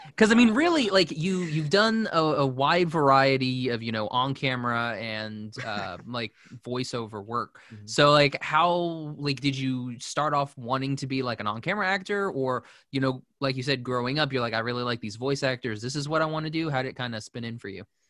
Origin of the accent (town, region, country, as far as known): Oklahoma, United States